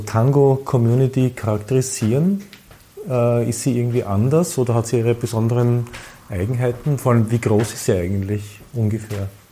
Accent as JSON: {"language": "German", "region": "Vienna", "country": "Austria", "said": "ich bin ein Wiener"}